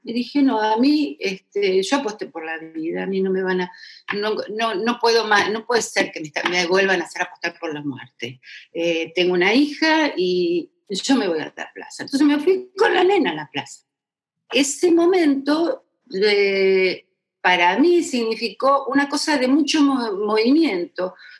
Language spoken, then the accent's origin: Spanish; La Tablada, Buenos Aires Province, Argentina; se fueron a vivir cuando se casaron este, a, la tablada, la tablada, que en ese momento era campo, campo, y bueno, y yo nací en Capital, pero porque era el hospital más cerca que había